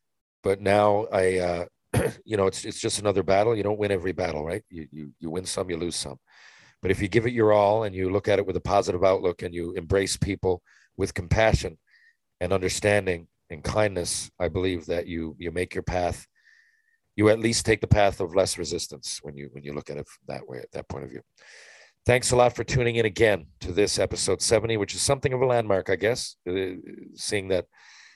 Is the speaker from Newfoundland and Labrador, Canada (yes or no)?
yes; Mount Pearl, Newfoundland and Labrador, Canada; I knock on doors here in Mount Pearl